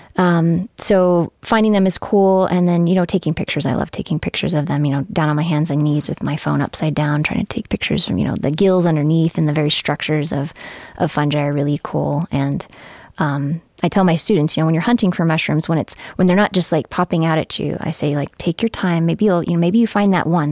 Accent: Fort Collins, Colorado, United States; moved away as an adult; also born or lived in Grand Junction, Colorado; I was born in Grand Junction, but, um, grew up mainly in Fort Collins

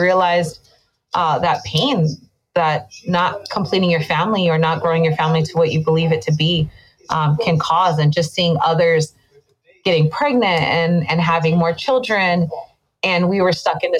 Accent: Hawaii, United States; moved away as an adult; now in Las Vegas, United States; I'm definitely born and raised in Hawaii

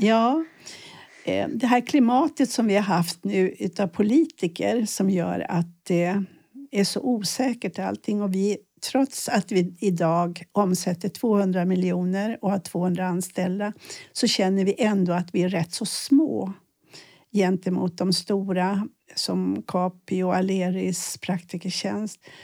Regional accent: Sweden; jag född i ett land där man ändå inte blir skjuten om man misslyckas. Vi är rätt så trygga här

